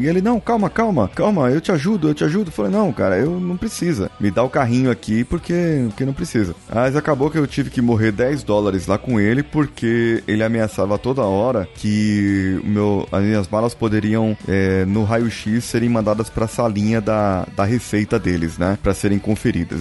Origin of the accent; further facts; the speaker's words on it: Brazil; a gente é brasileiro